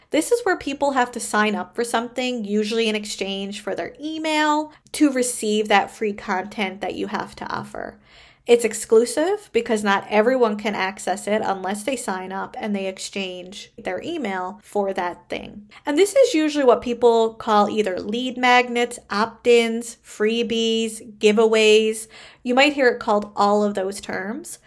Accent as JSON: {"language": "English", "country": "Canada", "said": "I am a Canadian social worker"}